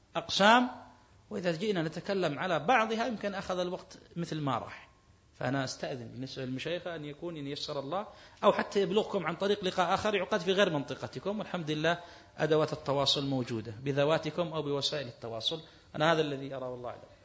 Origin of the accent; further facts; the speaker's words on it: Kuwait; عندنا في الكويت